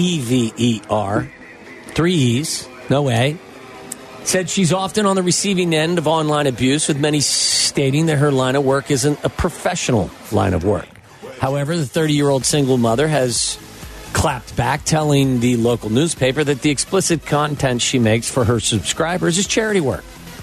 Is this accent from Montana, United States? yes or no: no; Chicago, Illinois, United States; Hey, I'm from Chicago.